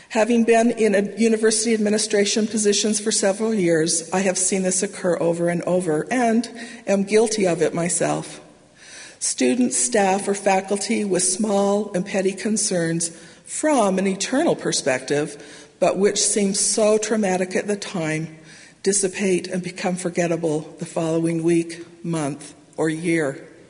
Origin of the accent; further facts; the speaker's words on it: Salt Lake Valley, Utah, United States; now in Provo, United States; I grew up in the Salt Lake Valley